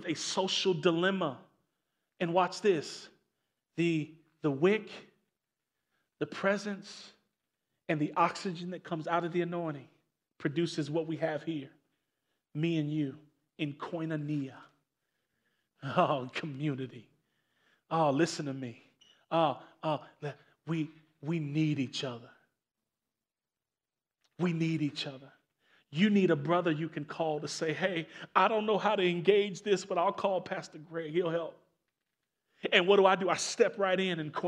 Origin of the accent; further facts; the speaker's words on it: Maywood, Illinois, United States; also born or lived in Elmhurst; I grew up in Maywood, went to school in Elmhurst.